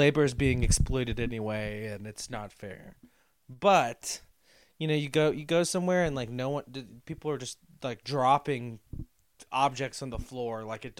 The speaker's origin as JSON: {"language": "English", "town": "Lafayette", "region": "Louisiana", "country": "United States", "tie": "born or raised there", "said": "My hometown is blowing up right now with the Black Lives Matter movement because of the murder of Trayford Pellerin. That was in my hometown"}